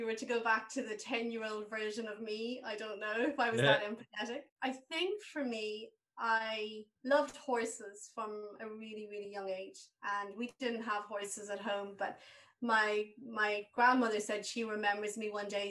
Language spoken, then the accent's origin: English; Waterford, Munster, Ireland; moved away as an adult; also born or lived in Dublin / England; I was from Waterford.